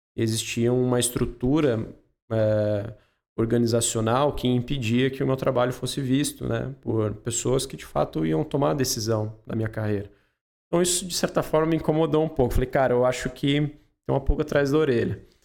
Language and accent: Portuguese; Espírito Santo do Pinhal, São Paulo, Brazil; accent: mix of Pinhal and São Paulo; Eu nasci aqui em Pinhal mesmo, né? É, eu tenho um sotaque um pouco misturado com Pinhal e também São Paulo, porque a minha mãe é paulista